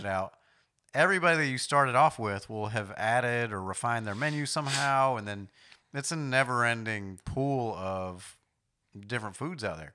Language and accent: English; New York, United States; moved away; I grew up in New York to an extent